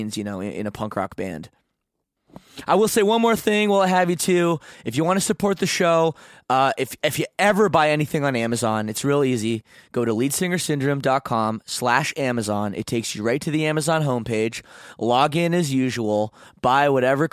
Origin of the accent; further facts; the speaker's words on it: Canada; I'm Canadian.